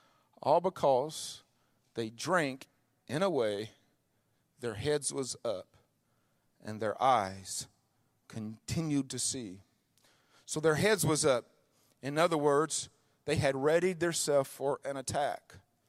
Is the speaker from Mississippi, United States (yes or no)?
yes; Mississippi, United States; You guys are in the country. I was raised in Mississippi. We had all kind of mud.